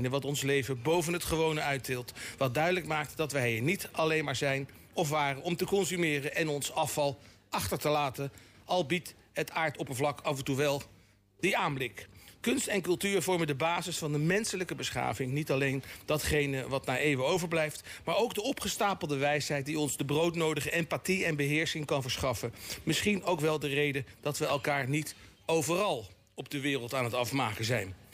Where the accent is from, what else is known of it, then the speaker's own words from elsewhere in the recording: Delft, South Holland, Netherlands; born there; Ik ben in Delft geboren. Ja, dan ben ik toch Hagenees. Ik ben eh, geboren zelf in de kraamkliniek op de Dullerijweg.